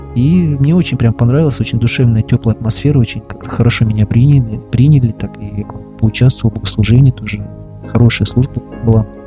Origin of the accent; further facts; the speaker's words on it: Russia; я православный христианин из России